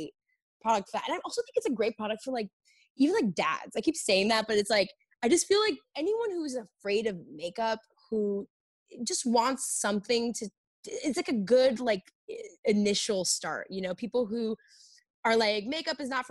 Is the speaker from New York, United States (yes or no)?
yes; New York, United States; growing up in New York